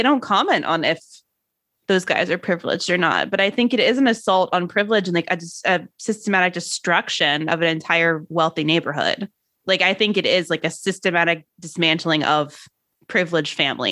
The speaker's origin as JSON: {"language": "English", "town": "Annapolis", "region": "Maryland", "country": "United States", "tie": "born or raised there", "said": "I grew up in Annapolis, Maryland, which is like a big sailing town"}